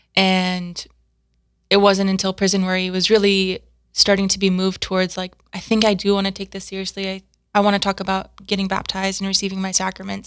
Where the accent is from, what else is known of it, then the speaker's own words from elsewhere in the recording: South Dakota, United States; also born or lived in Steubenville, Ohio; I grew up in Garrettstown, South Dakota.